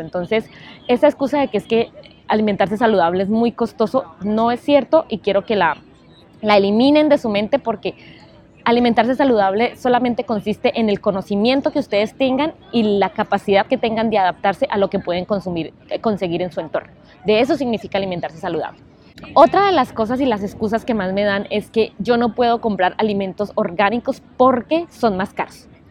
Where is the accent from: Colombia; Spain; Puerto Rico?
Colombia; moved away; also born or lived in New York; Creciendo, obviamente, en Colombia, nosotros tenemos siempre esa esa forma de alimentarnos